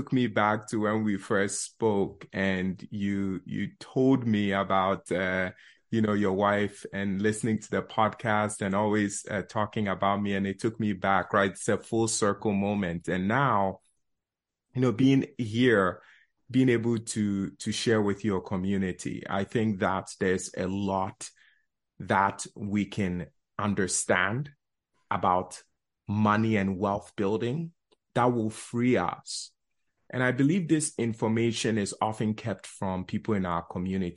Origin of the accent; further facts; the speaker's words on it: New York City, New York, United States; also born or lived in Ghana; Life started in Bronx, New York. We immigrated from Ghana, West Africa